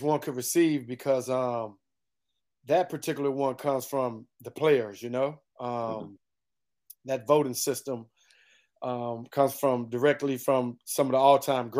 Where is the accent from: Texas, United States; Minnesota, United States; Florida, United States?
Texas, United States; Houston; moved away as an adult; I grew up in Houston, Texas, down in the South, and that is football heaven